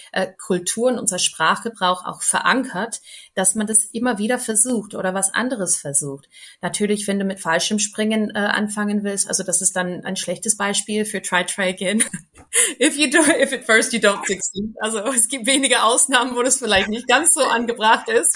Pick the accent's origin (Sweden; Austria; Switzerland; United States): United States; German is a second language; moved away as an adult; now in Bühl, Germany; als Amerikanerin, als Unternehmerin in Deutschland zu stehen